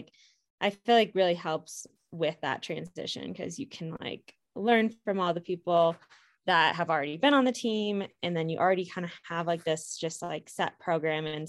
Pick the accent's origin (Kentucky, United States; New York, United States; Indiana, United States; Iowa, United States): Iowa, United States; moved away as an adult; also born or lived in Missouri; now in Portland, United States; I am from Iowa